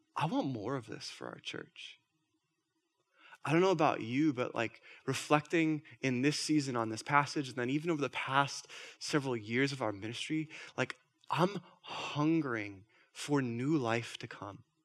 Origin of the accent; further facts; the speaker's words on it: Minnesota, United States; I'm from Minnesota.